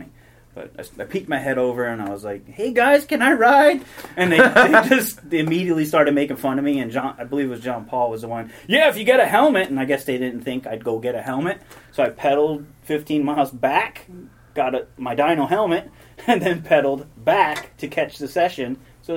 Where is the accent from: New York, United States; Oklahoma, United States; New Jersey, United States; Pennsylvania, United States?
New Jersey, United States; moved away as an adult; also born or lived in Huntington Beach, California; now in California, United States; I grew up in New Jersey till I was 18.